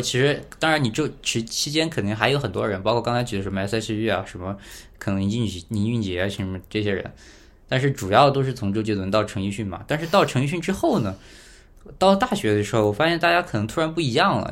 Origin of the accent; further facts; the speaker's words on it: Badong, Hubei, China; 我是湖北人，然后嗯恩施的，然后我们那儿叫巴东